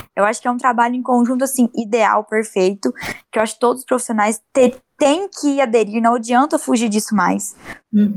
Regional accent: Uberaba, Minas Gerais, Brazil; aqui na minha cidade, eu sou de Minas, de Uberaba

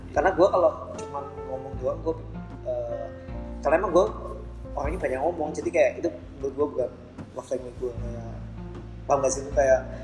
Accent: Jakarta, Indonesia; gue sih dari Jakarta

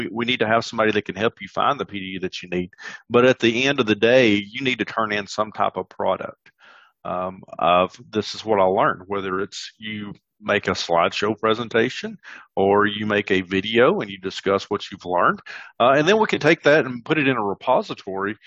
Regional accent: the South, United States; I'm from the South.

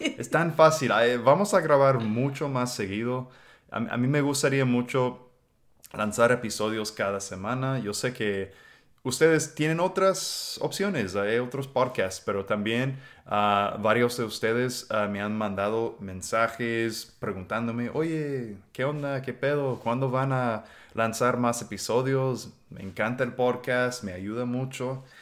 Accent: United States; Spanish is a second language; now in Texas, United States; yo soy un gringo

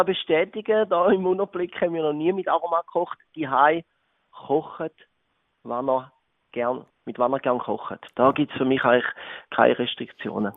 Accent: Switzerland; Ich bin aufgewachsen in der Gastronomie in Florlingen, in einem ja, sehr bekannten Restaurant, dort mal im Rital von meinen Eltern.

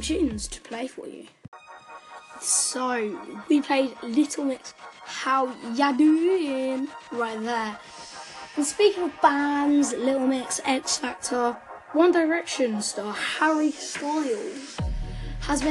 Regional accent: United Kingdom; I'm British

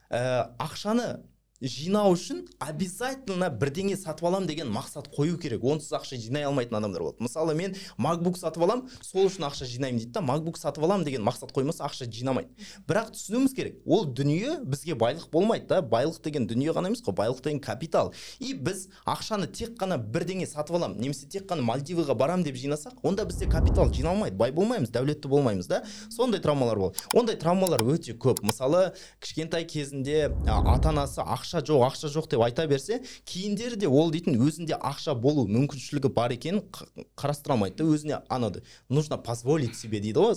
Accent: Almaty, Kazakhstan; мен ә, нағашыларым қолында өскенмін нағашыларым қолында апам бар мен әжемді апа дейміз да бізде қазақ ну алматыда апам бар

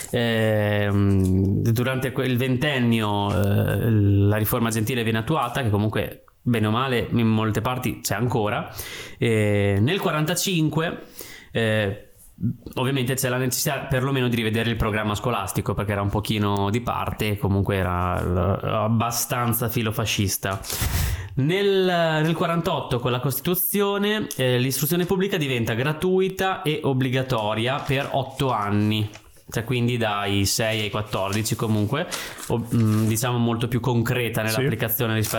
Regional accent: Ferrara, Emilia-Romagna, Italy; born there; Io sono nato a Ferrara da tre generazioni.

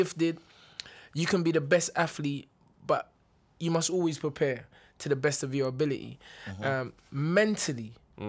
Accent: Nigeria; I'm Nigerian.

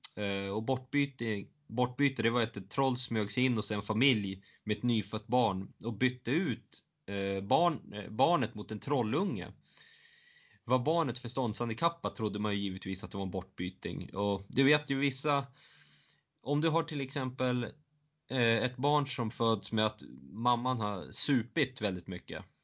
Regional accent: southern Norrland, Sweden; Jag är från södra Norrland

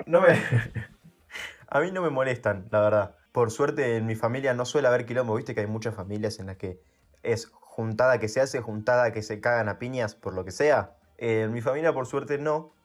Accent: Buenos Aires, Argentina; vamos al, al mismo colegio, vamos en la ciudad de Buenos Aires nosotros

